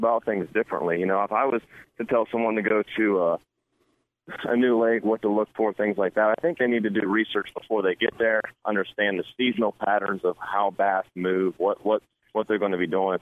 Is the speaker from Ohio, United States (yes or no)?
yes; Ohio, United States; I'm from Ohio, so we pretty well have bass and bluegill and crappie and some catfish